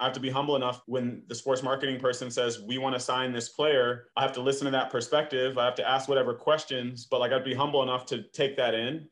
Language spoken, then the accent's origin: English; Detroit, Michigan, United States; I grew up in the Metro Detroit area